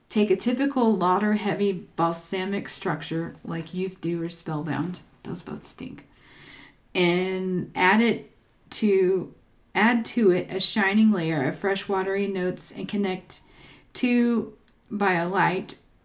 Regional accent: Texas, United States; I'm from Texas.

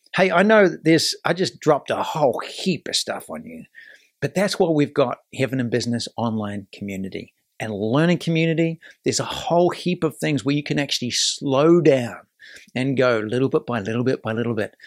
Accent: New Zealand; now in United States; this is my adopted country. I'm from New Zealand

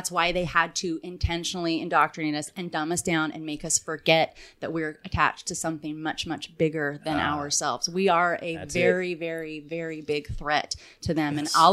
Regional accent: California Bay Area, United States; I grew up in the California Bay Area

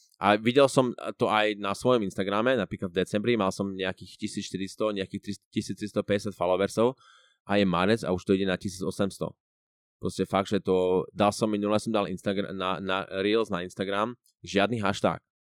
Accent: Prešov, Prešov Region, Slovakia; moved away as an adult; now in Switzerland; som z Prešova, z, z východného Slovenska a žijem vo Švačiarsku už asi št- skoro už, 4, už skoro, viac ako 4 roky

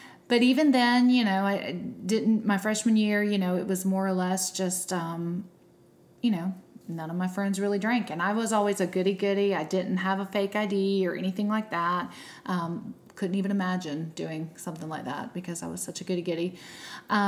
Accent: South Georgia, United States; I'm from South Georgia

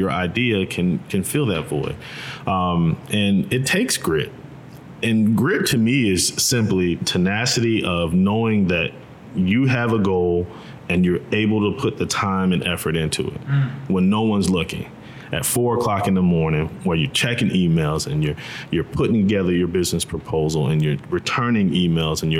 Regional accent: Tampa, Florida, United States; moved away as an adult; also born or lived in Missouri; Born and raised in Tampa, Florida

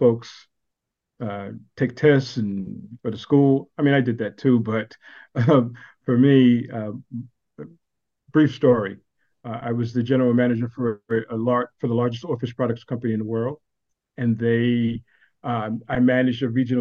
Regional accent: New York City, New York, United States; now in Austin, United States; I'm from Brooklyn and now I live in Austin, Texas

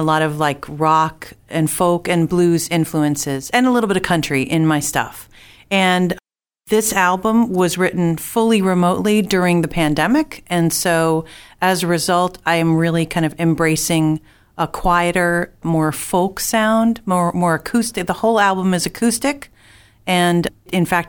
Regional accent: New Jersey, United States; also born or lived in Boston area; now in Boston, United States; I was born in New Jersey

